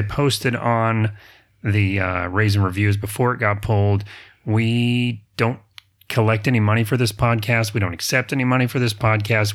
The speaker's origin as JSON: {"language": "English", "region": "the South", "country": "United States", "said": "I'm from the South"}